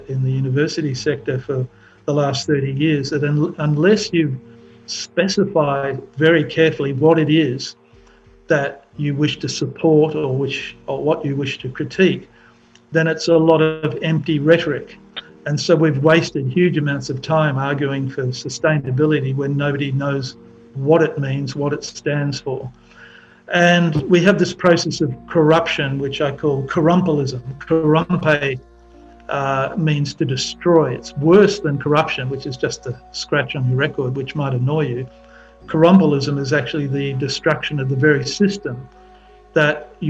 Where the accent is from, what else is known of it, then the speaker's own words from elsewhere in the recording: Perth, Western Australia, Australia; I grew up in Perth in Western Australia